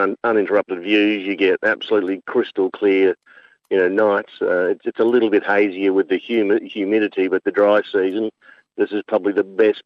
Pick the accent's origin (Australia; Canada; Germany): Australia; Adelaide, South Australia; moved away as an adult; now in Umbakumba, Australia; I'm from Adelaide originally